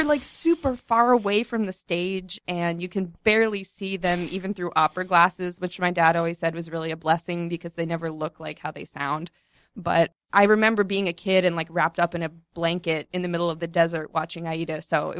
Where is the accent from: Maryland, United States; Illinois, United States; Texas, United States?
Maryland, United States; also born or lived in Sri Lanka / Egypt; Well, I was born in Sri Lanka, and then my family moved to Egypt, and then we came to the States when I was about 9, and then we lived in Maryland, just north of D.C.